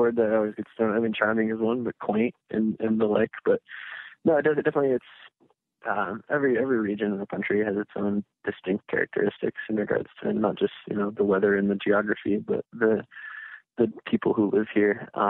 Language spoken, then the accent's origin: English; Midwest, United States; I'm from the Midwest and I'm talking to somebody on the coast, it makes me sound like I live in Lake Wobegon, but yeah, it's not so much the small, slow Midwestern life, but it's definitely not living in a massive metropolitan area.